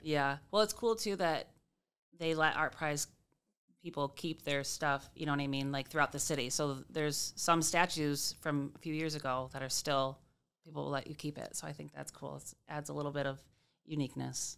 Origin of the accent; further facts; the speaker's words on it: Grand Rapids, Michigan, United States; also born or lived in Comstock Park / Cedar Springs; I've lived, um, in Grand Rapids. I grew up on Palmer Street